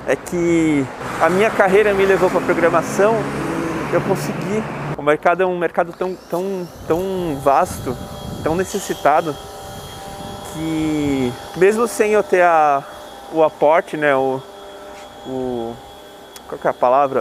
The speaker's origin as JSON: {"language": "Portuguese", "region": "São Paulo", "country": "Brazil", "tie": "born or raised there", "also_born_or_lived": "Bahia", "said": "eu moro em São Paulo, sempre morei por aqui, eu sou baiano na verdade"}